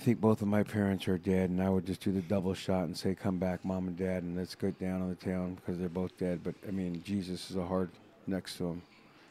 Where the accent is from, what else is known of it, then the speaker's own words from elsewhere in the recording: San Jose, California, United States; I'm from the Bay Area. Yeah. I'm San Jose.